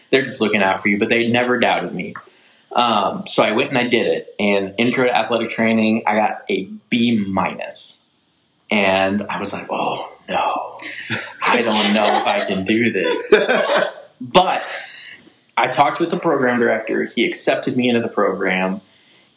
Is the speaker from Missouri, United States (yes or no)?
yes; St. Charles, Missouri, United States; I grew up in St. Charles, Missouri.